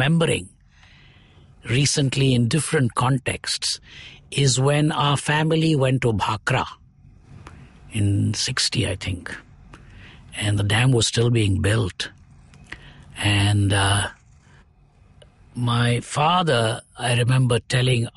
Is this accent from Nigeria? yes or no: no; Chennai, Tamil Nadu, India; also born or lived in Coimbatore; For more than 100 years now, over 120 years, we've been in Madras. So Madras is where I finished school and did my college